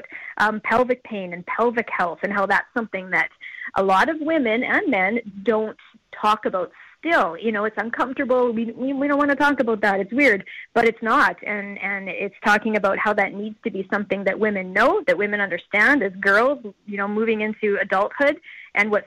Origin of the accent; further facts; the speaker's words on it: Saskatchewan, Canada; I'm born and raised in Saskatchewan and our production company is based here